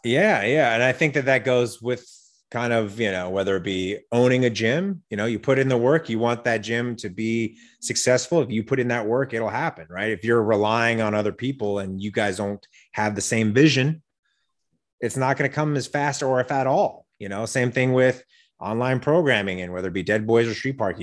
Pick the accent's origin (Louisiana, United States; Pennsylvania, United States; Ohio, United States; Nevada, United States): Nevada, United States; Las Vegas; also born or lived in Wyoming; now in Los Angeles, United States; I grew up in Las Vegas. I was born in Wyoming. I grew up in Las Vegas, but I've been in L A for twenty-plus years